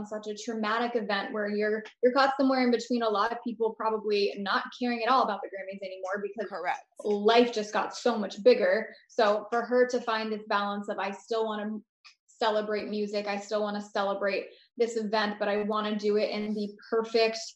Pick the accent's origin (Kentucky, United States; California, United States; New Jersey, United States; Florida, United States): Florida, United States; I'm from Florida